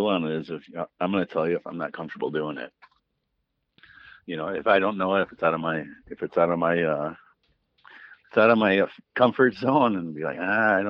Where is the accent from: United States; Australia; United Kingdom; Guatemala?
United States; Green Bay, Wisconsin; I mean, I'm from Green Bay, so if they want purple and gold, it's going to cost them more.